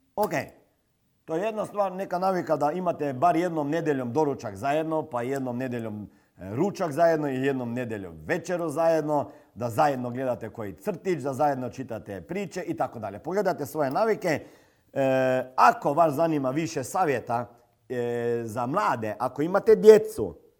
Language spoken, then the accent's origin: Croatian; Slovenia; kod nas u Sloveniji